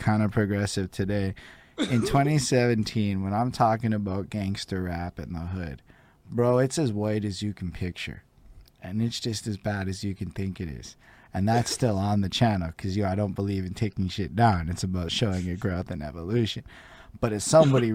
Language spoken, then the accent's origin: English; Côte Saint-Luc, Quebec, Canada; I grew up like in Coast Service